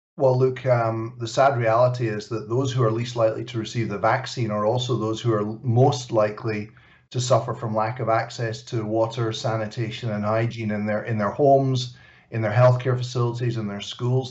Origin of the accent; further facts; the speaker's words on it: Glasgow, Scotland, United Kingdom; Glasgow, my hometown